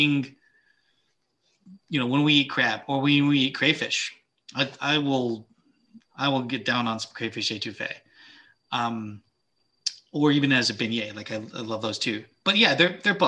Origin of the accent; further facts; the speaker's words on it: the South, United States; moved away; I grew up in the South